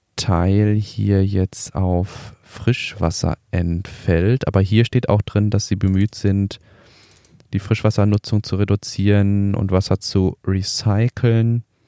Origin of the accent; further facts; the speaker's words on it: Ruhr area, North Rhine-Westphalia, Germany; ich komme aus dem Ruhrpott